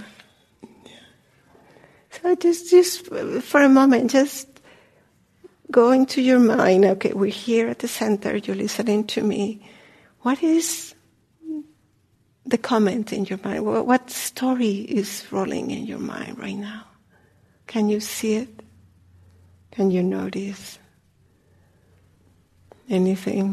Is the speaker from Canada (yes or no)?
no; Colombia; moved away; I'm from Colombia